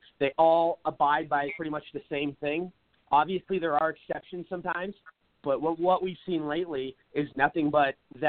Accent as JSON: {"language": "English", "town": "Seattle", "region": "Washington", "country": "United States", "moved": "yes", "lives_now": "Phoenix, United States", "said": "I live in Phoenix now. Everybody knows that. But I'm from Seattle"}